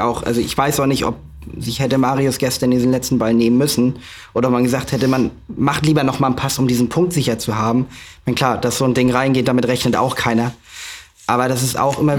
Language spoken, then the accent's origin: German; Flensburg, Schleswig-Holstein, Germany; meine Heimatstadt Flensburg